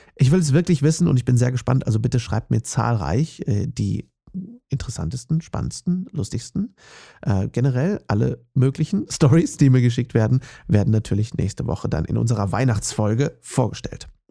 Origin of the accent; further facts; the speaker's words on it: Herford, North Rhine-Westphalia, Germany; moved away; in der Nähe meiner Heimatstadt Herford